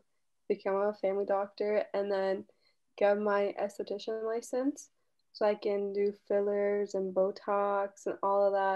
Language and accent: English; Toronto, Ontario, Canada; I'm from Toronto. Not Toronto. Toronto.